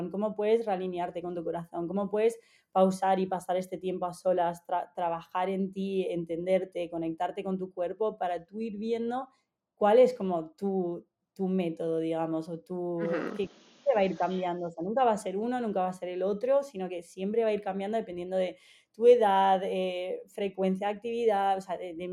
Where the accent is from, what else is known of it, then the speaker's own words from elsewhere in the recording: Argentina; also born or lived in Egypt / Canada; desde pequeña eh, me he estado mudando por el trabajo de mis padres, o sea, yo nací en Egipto, me crié, o sea, 10 años en Argentina, después estuve en Canadá